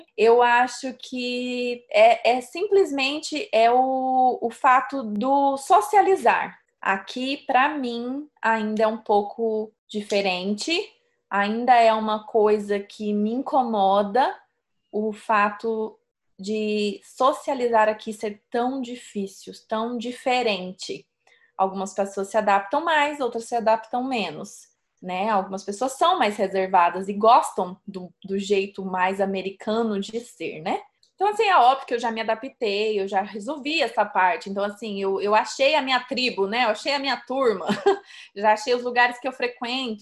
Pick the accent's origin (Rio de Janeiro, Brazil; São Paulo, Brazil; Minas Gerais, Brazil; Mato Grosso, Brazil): Mato Grosso, Brazil; Sorriso; now in United States; Eu não saí lá de sorriso no Mato Grosso para vir parar aqui nos Estados